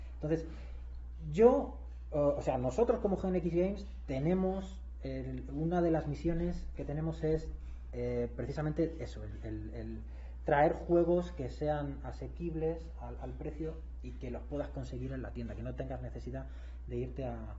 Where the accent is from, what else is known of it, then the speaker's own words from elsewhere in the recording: Madrid, Community of Madrid, Spain; moved away as an adult; now in Querétaro, Mexico; Yo el resto de mi vida he vivido en España, yo soy de Madrid